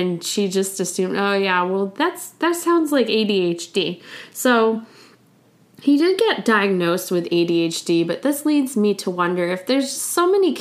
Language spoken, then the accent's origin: English; United States; I'm from the United States